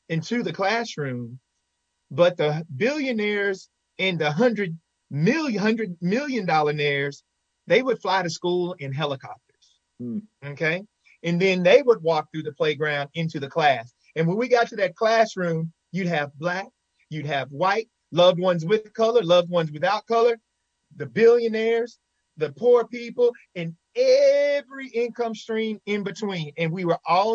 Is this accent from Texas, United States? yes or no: yes; Henderson, Texas, United States; My hometown, Henderson, Texas, is a very rich town.